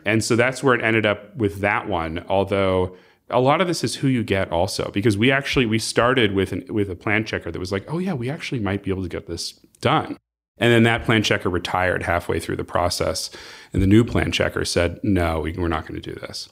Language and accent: English; Palos Verdes Estates, California, United States; also born or lived in Arizona; I was raised in Palos Verdes Estates. I grew up here.